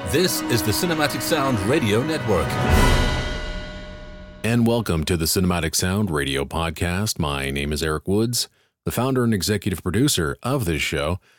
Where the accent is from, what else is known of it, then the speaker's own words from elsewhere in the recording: Barbados; also born or lived in England; I was born in England, but my dad moved us to his home country of Barbados in 1976. I spent my childhood and teen years there before coming back to England to live in 1993.